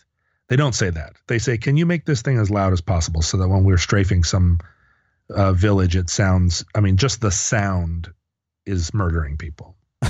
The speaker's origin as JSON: {"language": "English", "region": "Alaska", "country": "United States", "tie": "born or raised there", "said": "You know, growing up near Elmendorf Air Force Base in the late 70s, there was a whole weird host of planes that came and went"}